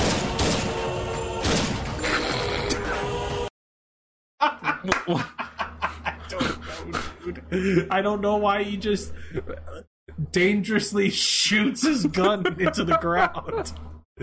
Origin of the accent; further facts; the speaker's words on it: South Florida, United States; growing up in South Florida